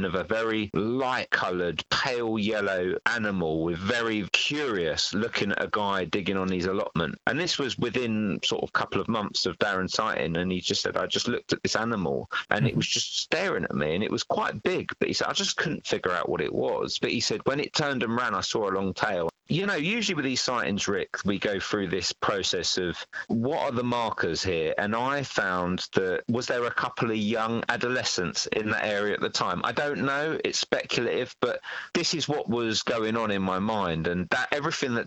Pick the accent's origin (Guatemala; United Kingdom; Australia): United Kingdom; London; I was from Northwest London